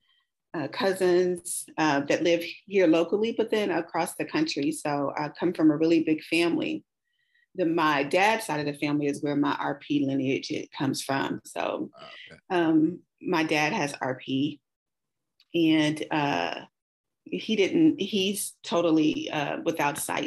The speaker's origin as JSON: {"language": "English", "town": "Kansas City", "region": "Missouri", "country": "United States", "said": "I'm from the Midwest, KC Mo, home of barbecue and jazz"}